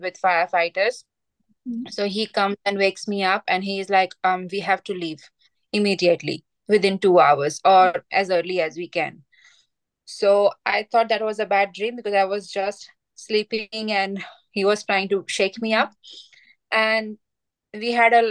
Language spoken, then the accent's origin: English; Gujarat, India; moved away as an adult; also born or lived in Greater Shepparton, Victoria, Australia; now in Mooroopna, Australia; I am from India, western state of India. It's called Gujarat.